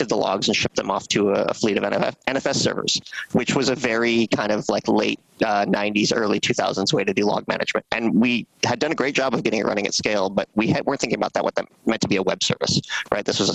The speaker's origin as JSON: {"language": "English", "region": "American Midwest", "country": "United States", "tie": "born or raised there", "also_born_or_lived": "Seattle", "moved": "as an adult", "said": "I was growing up in the American Midwest, kind of a sleepy suburb, a great place to grow up"}